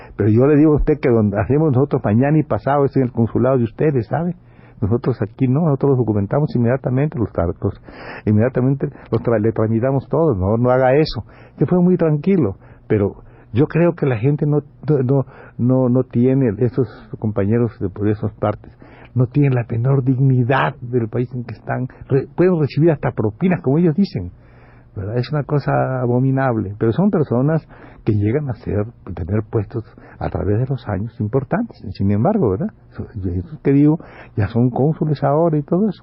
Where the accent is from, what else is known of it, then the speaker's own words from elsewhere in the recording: Campeche, Mexico; como dicen en mi pueblo, que son malísimos, en Campeche